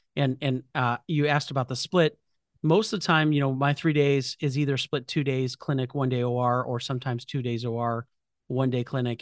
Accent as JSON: {"language": "English", "town": "Chicago", "region": "Illinois", "country": "United States", "said": "I'm from Chicago, so I went to Rush Medical College"}